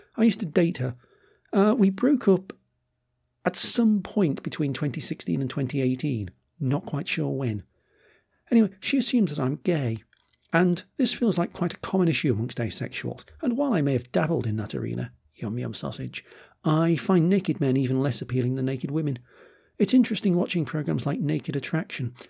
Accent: United Kingdom; I'm British

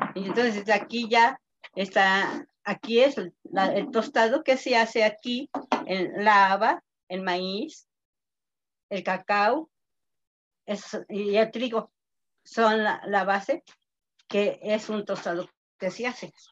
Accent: Santa Inés Acuitlapilco, Tlaxcala, Mexico; soy del estado de Tlaxcala, municipio Santa Inés Acatelco.

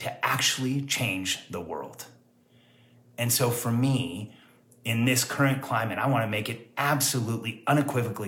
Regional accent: Mexico; moved away; I was actually born in Mexico.

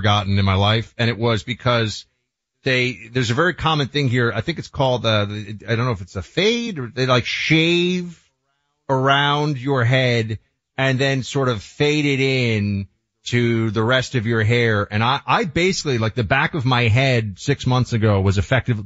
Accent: New York City, New York, United States; moved away as an adult; now in Miami, United States; my hometown of New York City

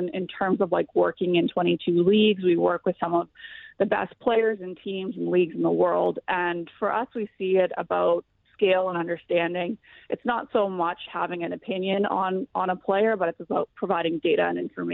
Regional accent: Niagara region, Ontario, Canada; I grew up in the Niagara region, so really in the hub of a lot of hockey

